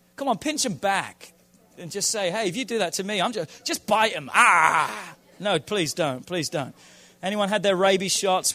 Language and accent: English; England, United Kingdom; I'm from England